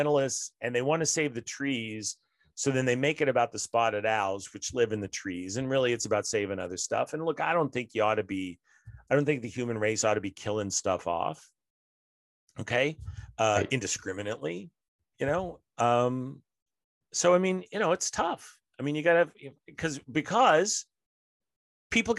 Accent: Denver, Colorado, United States; also born or lived in Midwest; though I was born in the Midwest, I feel like I'm a product of Denver and Colorado and the West.

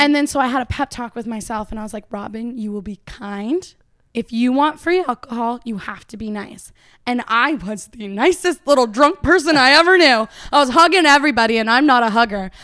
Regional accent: Uxbridge, Ontario, Canada; moved away as an adult; now in Nashville, United States; I'm based in Nashville right now, but I'm from Uxbridge, Ontario.

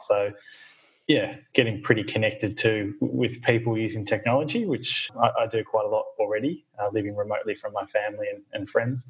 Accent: Bendigo, Victoria, Australia; moved away as an adult; also born or lived in Fiji; now in Hobart, Australia; born and bred in Victoria, born in Bendigo, central Victoria, and had most of my adolescence in Victoria. I was lucky enough to spend 3 years of my childhood growing up in Fiji with my family.

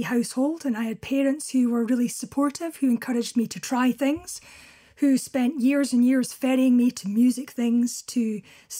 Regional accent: Crossford, Scotland, United Kingdom; also born or lived in Carnock, Fife; now in Kinross, United Kingdom; I was born at home in Carnock in Fife, and very shortly after that, we moved to a small village called Crossford, also in Fife

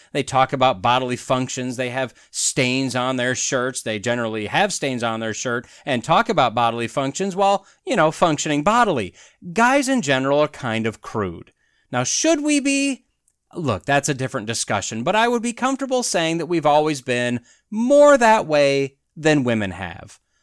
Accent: Wisconsin, United States; moved away as an adult; I claim Wisconsin is my home state, not by birth, but that's where I lived nearly my entire life until I graduated college

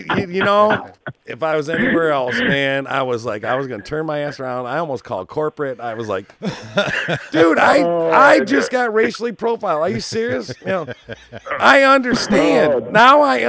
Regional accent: Detroit, Michigan, United States; I was born and raised in Detroit

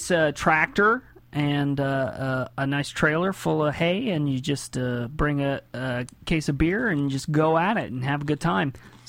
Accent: Indiana, United States; Indiana, man.

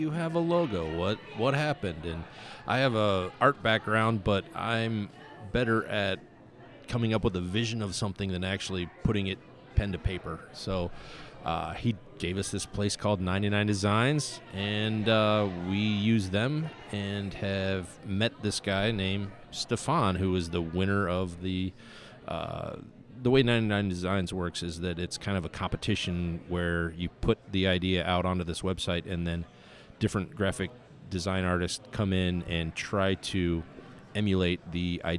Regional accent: Bulgaria; English is a second language; now in Russia; I live in Russia, and I'm from Bulgaria, and I, can speak and type English, no problem

